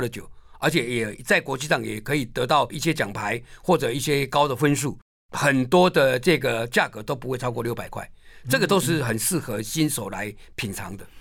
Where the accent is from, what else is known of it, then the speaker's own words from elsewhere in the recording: Taiwan; 我们台湾人